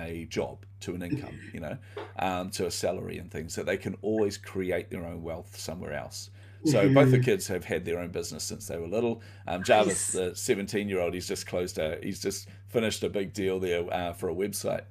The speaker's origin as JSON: {"language": "English", "country": "New Zealand", "tie": "born or raised there", "said": "So I grew up in poverty. And you know, I come from New Zealand"}